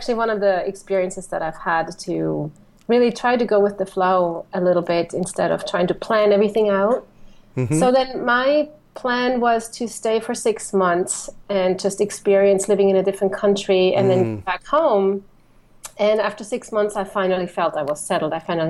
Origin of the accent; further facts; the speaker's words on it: Switzerland; moved away as an adult; now in Phoenix, United States; I'm originally from Switzerland, but I found my home in Phoenix now.